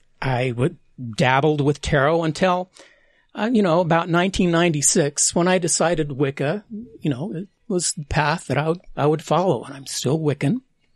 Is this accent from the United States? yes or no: yes; Ogden, Utah, United States; When I was a kid growing up in Utah, in Ogden, there was a place called the Fun Shop downtown on Washington Boulevard. And this was in the 70s, mid-70s